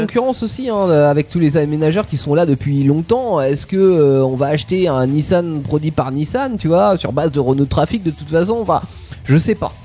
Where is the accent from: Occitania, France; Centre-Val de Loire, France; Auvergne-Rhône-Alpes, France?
Centre-Val de Loire, France; Tours; par chez nous à Tours